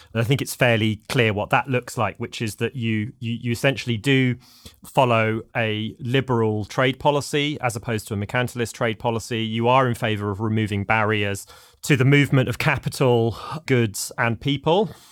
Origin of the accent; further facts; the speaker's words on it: London, United Kingdom; moved away as an adult; now in United States; I'm a Londoner, as the listeners may be able to tell from my accent